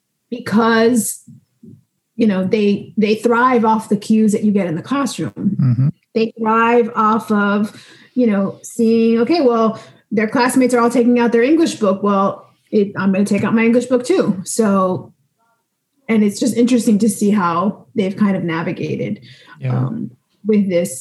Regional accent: Miami, Florida, United States; I am from Miami, Florida

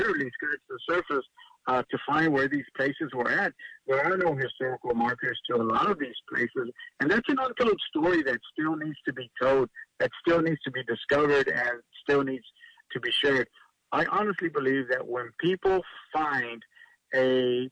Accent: Louise, Texas, United States; I'm teaching, like you said, at my hometown here in Louise in Wharton County

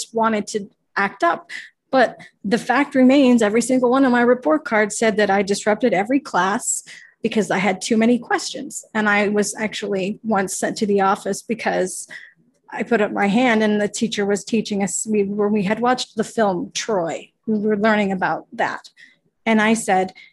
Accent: Ottawa, Ontario, Canada; now in Toronto, Canada; I'm from Ottawa, which is actually just like 2 hours from Montreal

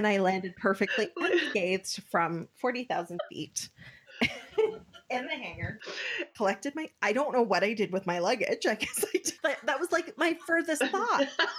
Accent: South Africa; born there; As you know, I was born in South Africa.

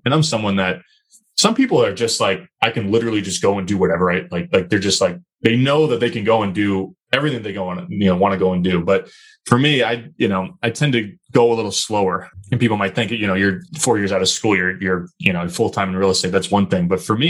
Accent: Northeast, United States; Like, you know, I'm from the Northeast. I'm never going to turn down an opportunity to go to Florida, right, especially in the winter.

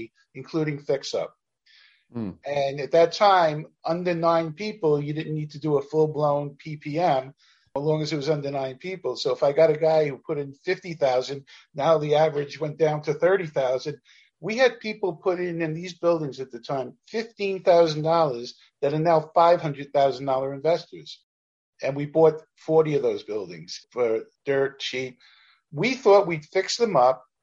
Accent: New York City, New York, United States; I was a kid from Canarsie, Brooklyn

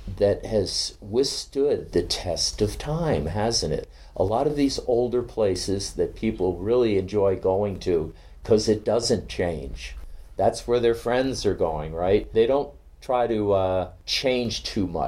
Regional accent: Cape Cod, Massachusetts, United States; moved away; my hometown in Cape Cod

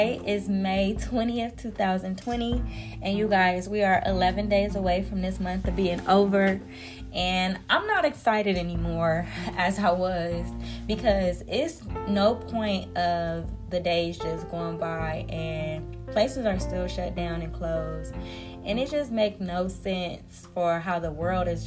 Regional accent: United States; I'm an American

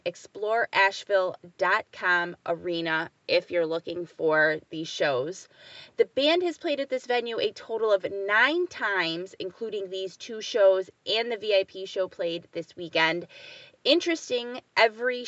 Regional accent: Jacksonville, North Carolina, United States; I was actually born and raised in North Carolina, but on the coast, Camp Lejeune, Jacksonville area. My father was in the military, so I grew up on the other side of the state

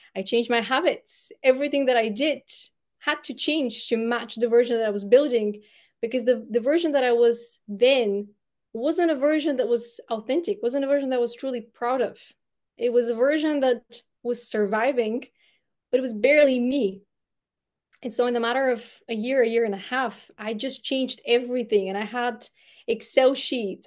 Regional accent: Bulgaria; first language Bulgarian; English is a second language; moved away as an adult; English isn't my first language, it's Bulgarian. I spent the first eighteen years of my life in Bulgaria

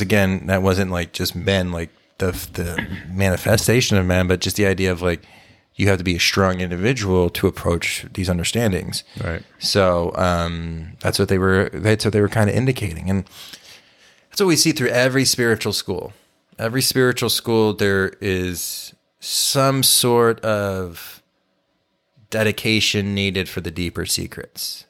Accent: Texas, United States; I watched so much sports growing up in Texas when I was a kid

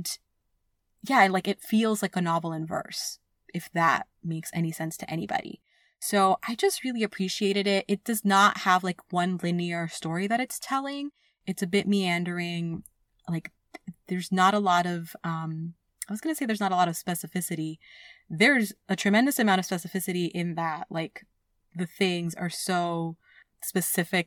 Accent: New York City, New York, United States; also born or lived in Bellerose, New York; I grew up in Queens, New York

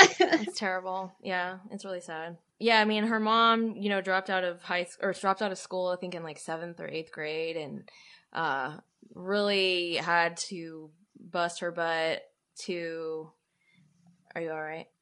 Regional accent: Arlington, United States; moved away; I'm from Arlington.

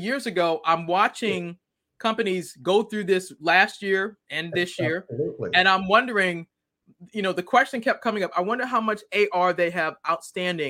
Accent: Boston, Massachusetts, United States; I'm originally from Boston

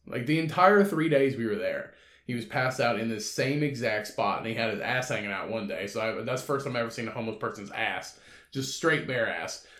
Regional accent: Indiana, United States; where I'm from in my hometown which is just a short drive away from where I live now, uh, like thirty minutes away

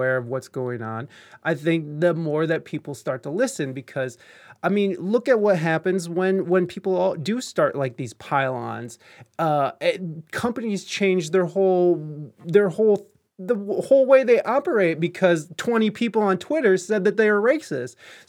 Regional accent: Canada; you fuck freedom of speech, I'm Canadian.

